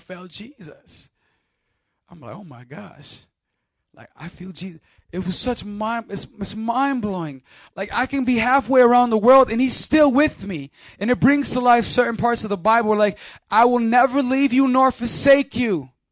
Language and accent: English; Chicago, Illinois, United States; We're in Chicago, Illinois, my hometown